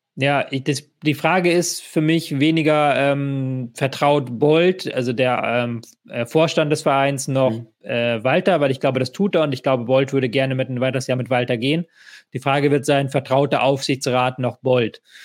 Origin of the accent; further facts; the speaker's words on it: Hamburg, Germany; als jemand, der in Hamburg wohnt und Hamburg groß geworden bin